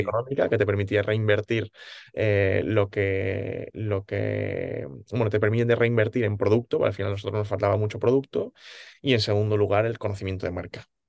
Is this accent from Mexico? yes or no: no; Alicante, Valencian Community, Spain; moved away as an adult; now in Valencia, Spain; ahora vivo en Valencia, más adelante contaré por qué, yo nací en Alicante